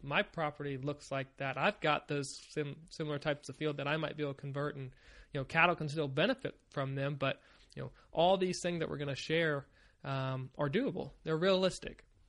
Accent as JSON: {"language": "English", "region": "Virginia", "country": "United States", "tie": "born or raised there", "also_born_or_lived": "Maryland", "moved": "as an adult", "said": "I grew up in Virginia. I lived there for about twenty years"}